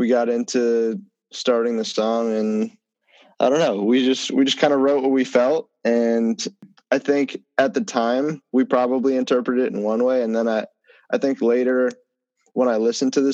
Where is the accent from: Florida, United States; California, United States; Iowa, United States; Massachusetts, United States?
Massachusetts, United States; Bedford; now in New York, United States; I'm originally from Bedford, Massachusetts, suburb of Massachusetts, kind of close to Boston